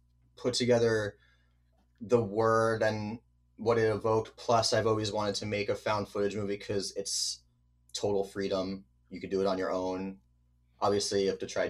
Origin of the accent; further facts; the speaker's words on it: New Jersey, United States; also born or lived in New Brunswick, New Jersey; New Jersey, US. New Brunswick, which is like a college town, is where I was born. And then I lived in the suburbs of central New Jersey